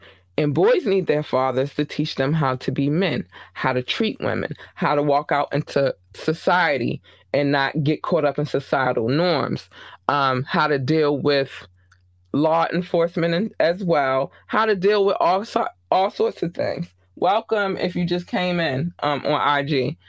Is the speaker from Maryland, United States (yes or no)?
yes; Baltimore, Maryland, United States; he's from NYC. I'm from Baltimore.